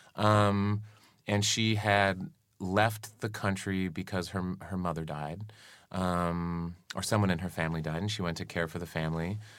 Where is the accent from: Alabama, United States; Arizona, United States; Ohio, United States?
Arizona, United States; I grew up in Arizona